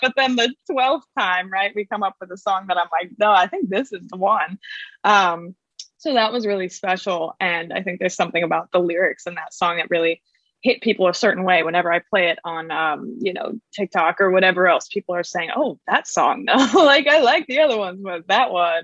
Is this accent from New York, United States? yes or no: yes; New York, United States; now in Nashville, United States; I am from New York